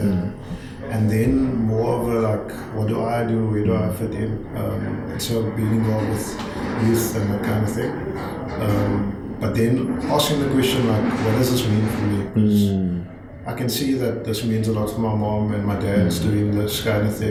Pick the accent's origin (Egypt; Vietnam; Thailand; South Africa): South Africa; Cape Town, Western Cape; also born or lived in Grassy Park / Wynberg; I grew up in Mitchell's Plain, moved to Grassy Park